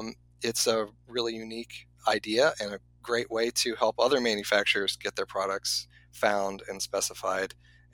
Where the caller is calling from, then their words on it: Ohio, United States; I am just north of Cincinnati, Ohio. I am in my basement.